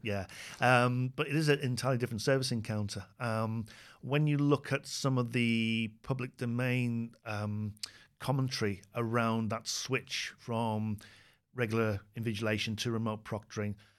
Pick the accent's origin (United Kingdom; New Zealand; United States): United Kingdom; speaking as a Brit